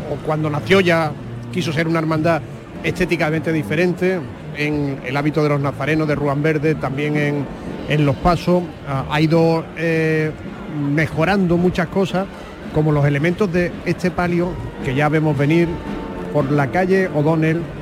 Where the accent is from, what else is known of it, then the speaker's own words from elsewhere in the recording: Seville, Andalusia, Spain; now in Brussels, Belgium; somos sevillanos, pero no somos sevillanos al uso porque vivimos en Bruselas